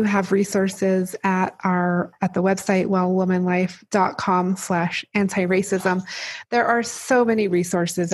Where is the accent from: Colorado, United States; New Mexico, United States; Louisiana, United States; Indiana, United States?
New Mexico, United States; I grew up in New Mexico